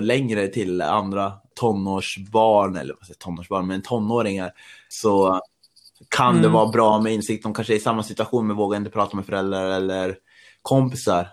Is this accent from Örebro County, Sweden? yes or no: no; Östersund, Jämtland, Sweden; now in Stockholm, Sweden; jag är ju jag är från Östersund, men jag bor i Stockholm